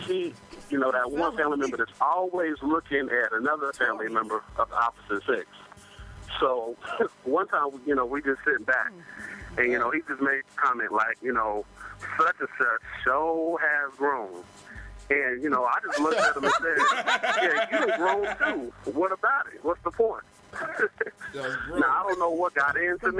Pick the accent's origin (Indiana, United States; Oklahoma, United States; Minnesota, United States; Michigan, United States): Oklahoma, United States; Lawton; now in Columbus, United States; I'm originally from Lawton, Oklahoma, but I'm currently stuck up here in cold Columbus, Ohio.